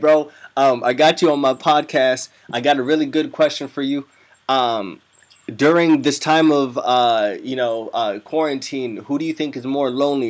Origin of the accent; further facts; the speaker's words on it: Cairo, Cairo Governorate, Egypt; I'm all from all over the world, man, but primarily I'm from Egypt. Cairo, man, the motherland.